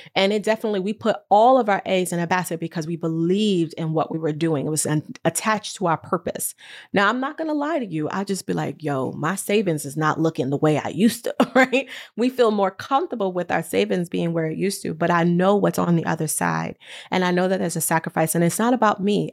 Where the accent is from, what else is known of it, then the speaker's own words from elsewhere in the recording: New York, United States; moved away as an adult; now in California, United States; I'm from New York, and I decided that I needed a different pace of life. And I moved to California